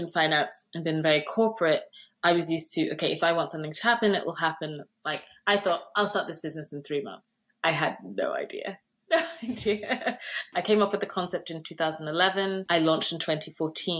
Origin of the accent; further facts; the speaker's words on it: Nigeria; I'm Nigerian